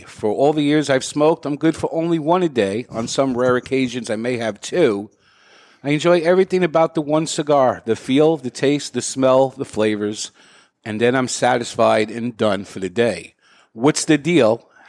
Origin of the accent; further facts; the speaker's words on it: Canada; Before I start, as a Canadian, I feel I first must apologize in case I offend anyone